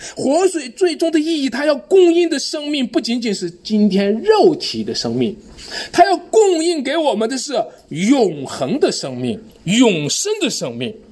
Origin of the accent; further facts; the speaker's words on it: China; 我们中国人